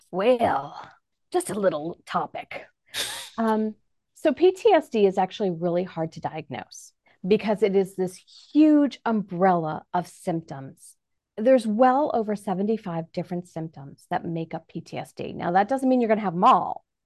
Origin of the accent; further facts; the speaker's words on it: New York, United States; now in Manhattan, Kansas, United States; I'm originally from New York